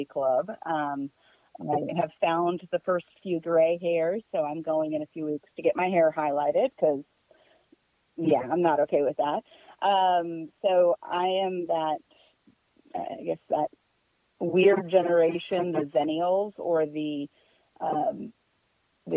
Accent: Leesburg, Virginia, United States; I grew up in Loudoun County up in Northern Virginia.

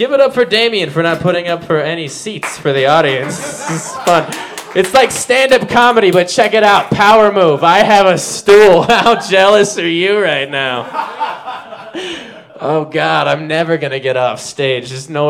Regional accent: Minnesota, United States; My joke, because I'm from Minnesota when I get wasted.

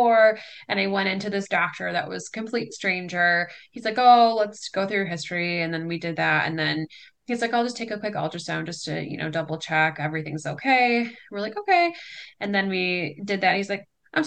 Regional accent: Livonia, Michigan, United States; I am from Livonia, Michigan, so about 20 minutes outside of Detroit

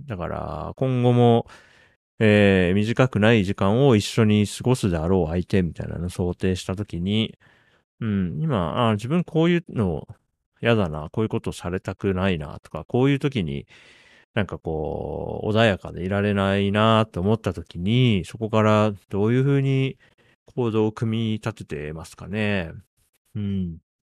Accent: Japan; 僕1983年に日本に生まれて、まあ、40歳になるまで育って

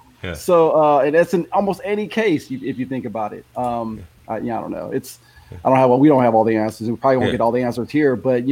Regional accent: Philippines; born there; I was born in the Philippines, so I got a lot of my family's in the Philippines.

